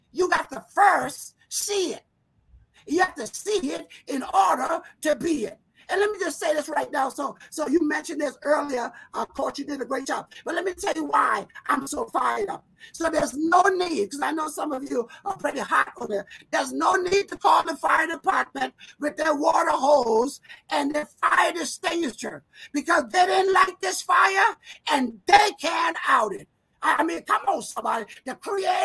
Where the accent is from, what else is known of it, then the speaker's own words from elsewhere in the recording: South Carolina, United States; moved away as an adult; also born or lived in Rochester, New York; I was born on a plantation in South Carolina. It was so deep in South Carolina, it almost was the end of the world